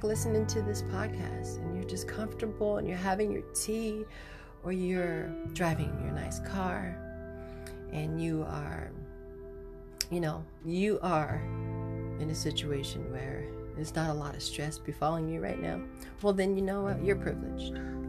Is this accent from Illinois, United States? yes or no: yes; Chicago, Illinois, United States; Growing up in Chicago and in the inner city and South Side and all those places